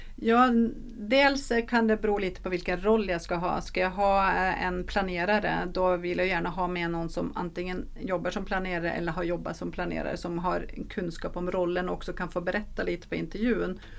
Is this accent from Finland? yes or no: no; Norway; Swedish is a second language; now in Sweden; jag är norsk